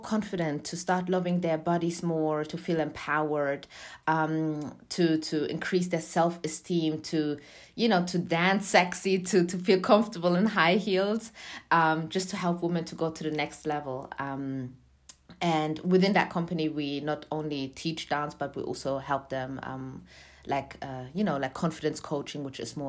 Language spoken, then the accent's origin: English; Germany; moved away as an adult; also born or lived in Eritrea (parents); now in London, United Kingdom; I was born in Germany, but my parents are from Eritrea, and I moved to London, UK, to study music